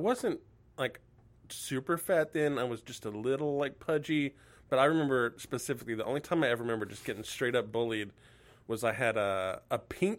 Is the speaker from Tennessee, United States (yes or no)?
no; Oklahoma City, Oklahoma, United States; I grew up in Southside, Oklahoma City in the 80s and 90s